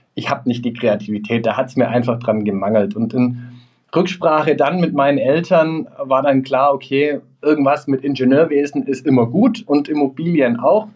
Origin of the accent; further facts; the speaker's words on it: Stuttgart, Baden-Württemberg, Germany; moved away; ich komme ursprünglich aus Stuttgart, wie man es vielleicht unschwer auch noch raushören wird.